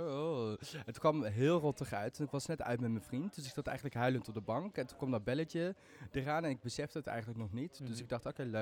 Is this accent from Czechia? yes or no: no; Maastricht, Limburg, Netherlands; Ik bedoel, ik kom uit Limburg. Ik ben gewoon een echte Maastrichtenaar in hart en nieren.